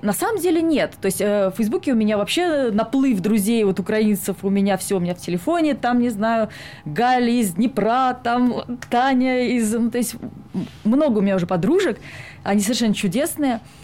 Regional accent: Saint Petersburg, Russia; now in Sweden; я из Питера, и всегда жила Питером исключительно

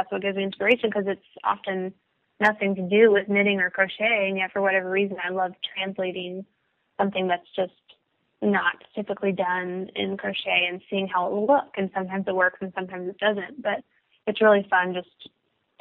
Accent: Dallas, Texas, United States; I'm from the Dallas area, and my family lives around

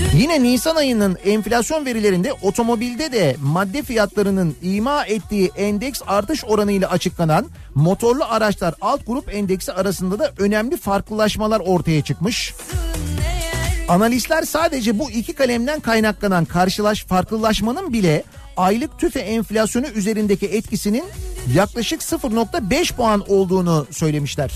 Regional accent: Fatih / Kocamustafapaşa, Istanbul, Turkey; bizim oralar da öyle. Koca Mustafa Paşa öyle, Fatih öyle

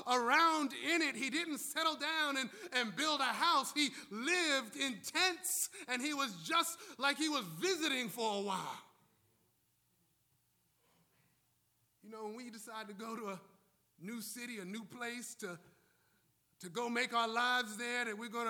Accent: New York City, New York, United States; now in Washington, D.C., United States; I'm from New York City. I'm from Brooklyn. I now live in D.C.

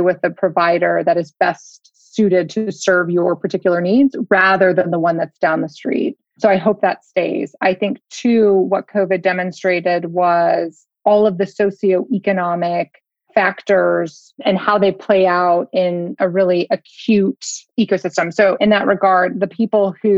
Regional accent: United States; as an American

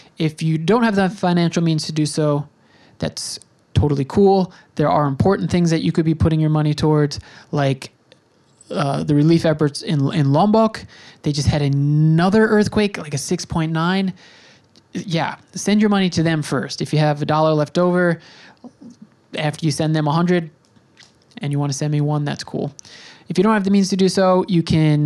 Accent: New York, United States; I'm from New York

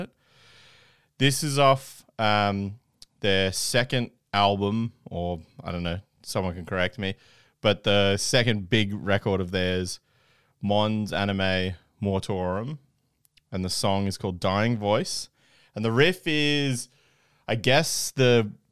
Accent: Canberra, Australian Capital Territory, Australia; growing up in Canberra and playing in hardcore bands

